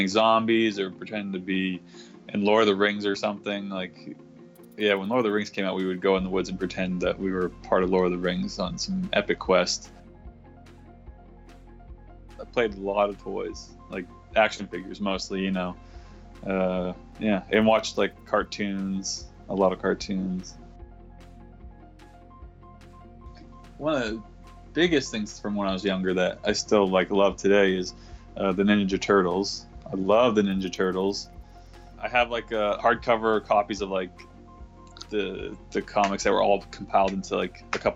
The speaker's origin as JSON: {"language": "English", "town": "Dover", "region": "New Hampshire", "country": "United States", "tie": "born or raised there", "moved": "yes", "lives_now": "San Francisco, United States", "said": "I grew up in Dover, New Hampshire"}